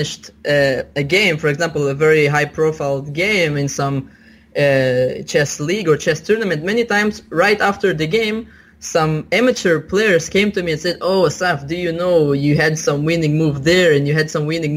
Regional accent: Israel; I was born in Israel, but my parents are originated from a Soviet Union

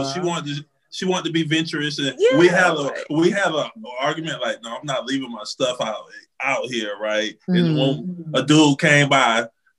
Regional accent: St. Petersburg, Florida, United States; now in Atlanta, United States; I was raised in St. Petersburg, Florida.

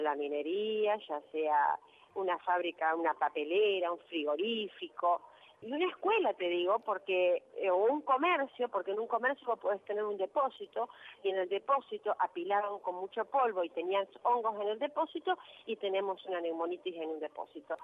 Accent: Rosario, Santa Fe, Argentina; also born or lived in Río Gallegos; yo soy de Rosario

